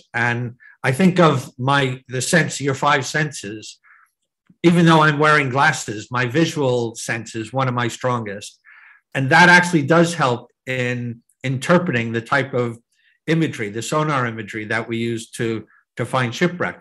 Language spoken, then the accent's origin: English; New Jersey, United States; I growing up as a kid in New Jersey, in the shadow of New York City